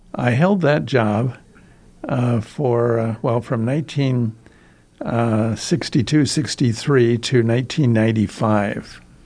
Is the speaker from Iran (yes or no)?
no; Storm Lake, Iowa, United States; also born or lived in Sulphur Springs, Iowa; I was born in Iowa, uh, on a farm outside a small town, Storm Lake, Iowa.